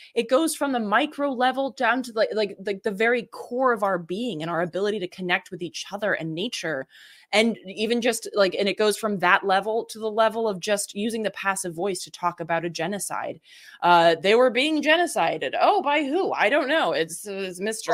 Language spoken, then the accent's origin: English; the South, United States; I grew up in the South